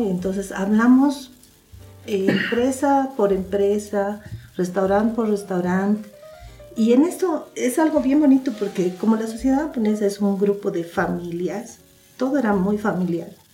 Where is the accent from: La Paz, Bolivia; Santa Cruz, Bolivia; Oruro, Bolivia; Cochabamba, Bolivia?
La Paz, Bolivia; yo nací en La Paz, Bolivia. Eh, soy la segunda hija de, la, de Alejandro y Edith. Bueno, criada en la ciudad de La Paz